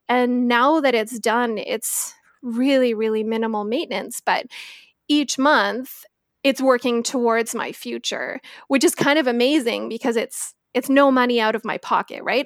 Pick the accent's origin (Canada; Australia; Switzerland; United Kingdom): Canada; Victoria, British Columbia; also born or lived in Northern Ontario; I am born and raised in Victoria, spent a small amount of time in Northern Ontario, and decided that winters were not for me, so came flying back to the West Coast